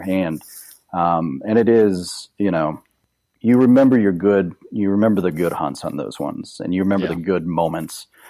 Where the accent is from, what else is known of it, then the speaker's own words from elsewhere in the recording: Kansas City, Missouri, United States; also born or lived in Colorado; I grew up in Kansas City, and uh, I grew up hunting. We, you know, here in the Missouri side